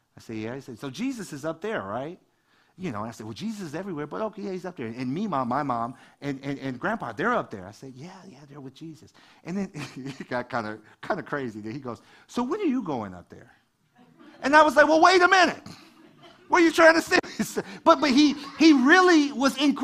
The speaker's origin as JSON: {"language": "English", "town": "Detroit", "region": "Michigan", "country": "United States", "tie": "born or raised there", "said": "I grew up in Detroit"}